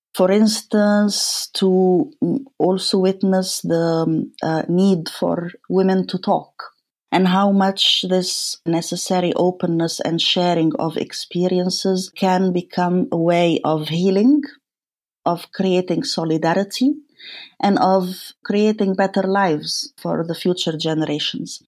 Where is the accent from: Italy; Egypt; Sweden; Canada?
Egypt; Cairo, Cairo Governorate; moved away; as a woman, as a child, and as a woman growing up in Cairo